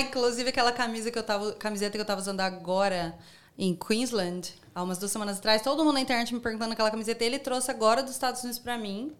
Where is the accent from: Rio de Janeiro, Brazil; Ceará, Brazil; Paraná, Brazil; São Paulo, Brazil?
Paraná, Brazil; Foz do Iguaçu; moved away as an adult; now in Sydney, Australia; Eu vim de Foz do Iguaçu, no Paraná.